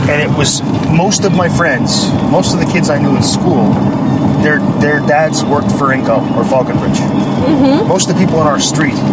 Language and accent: English; Sudbury, Ontario, Canada; I moved from Sudbury, which is this sort of, I don't know, working class, rough and tumble, uh, yeah. bilingual, uh, but also full of Italians.